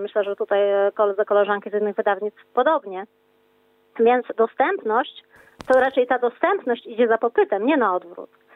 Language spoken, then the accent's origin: Polish; Wrocław, Lower Silesian Voivodeship, Poland; jestem z Wrocławia